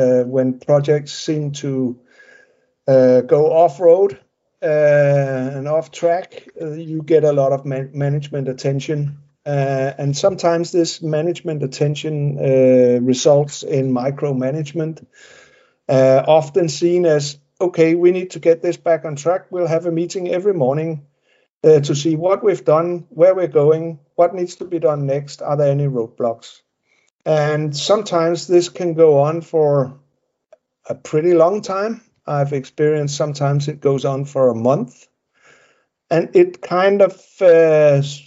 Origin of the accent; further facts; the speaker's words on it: Denmark; I live in Denmark and have lived in Denmark for all my life